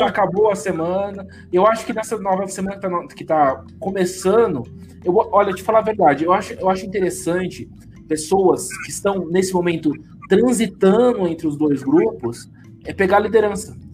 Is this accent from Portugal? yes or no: no; São Paulo, Brazil; accent: no accent; eu sou paulista, não tenho nem sotaque